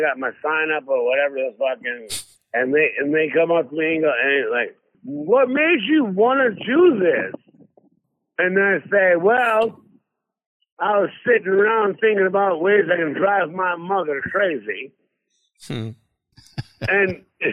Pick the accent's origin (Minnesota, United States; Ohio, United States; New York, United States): Minnesota, United States; Excelsior; it was in Excelsior, Minnesota, my hometown, by the way, where I was born and raised